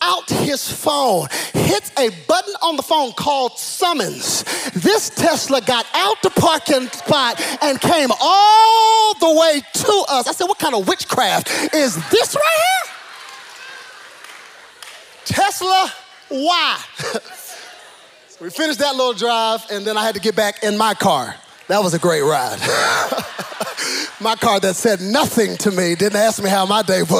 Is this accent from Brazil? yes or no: no; Cedar Hill, Texas, United States; I was born in Cedar Hill, not Preston Hollow